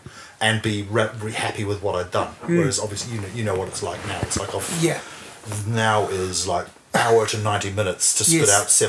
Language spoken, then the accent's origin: English; Hamilton, Waikato, New Zealand; born or raised there; moved away as an adult; also born or lived in Bristol, England / Te Awamutu, New Zealand; now in Wellington, New Zealand